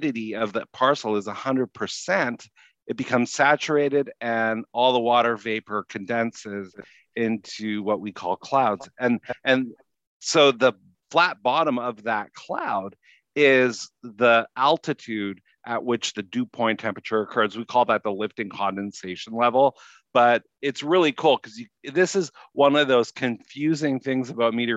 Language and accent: English; Winnipeg, Manitoba, Canada; also born or lived in Louisiana; now in Minneapolis–St. Paul, United States; I grew up in Winnipeg